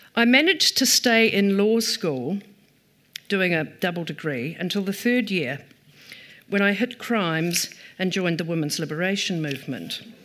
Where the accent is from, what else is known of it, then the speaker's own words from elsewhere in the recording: Taupiri, Waikato, New Zealand; also born or lived in Ngaruawahia; I grew up in Taupere